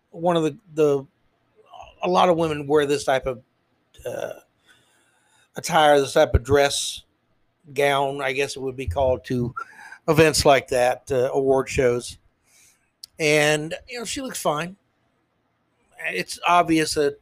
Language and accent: English; United States; I'm an American